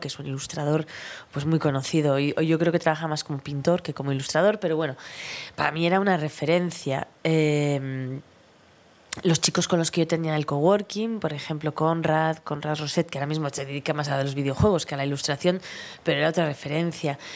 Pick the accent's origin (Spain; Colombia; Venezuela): Spain; Vitoria, Basque Country; moved away; yo, yo soy de Vitoria